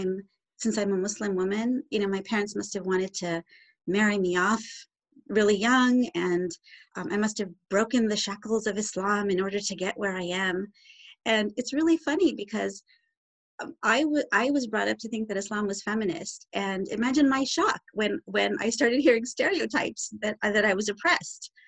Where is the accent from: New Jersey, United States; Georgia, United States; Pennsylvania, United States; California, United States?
California, United States; Southern; I grew up in Southern California